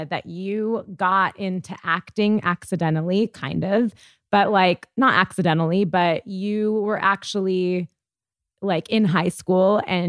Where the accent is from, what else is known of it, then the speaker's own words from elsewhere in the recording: Los Angeles, California, United States; I grew up in Los Angeles